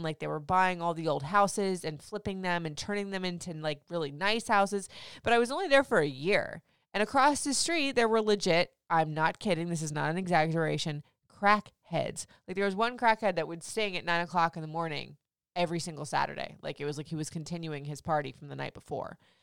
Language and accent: English; Florida, United States; moved away as an adult; also born or lived in Michigan / Memphis, Tennessee / Nashville, Tennessee / Atlanta, Georgia; now in Frederick, Maryland, United States; I grew up in Florida. I left there when I was, like, twenty-six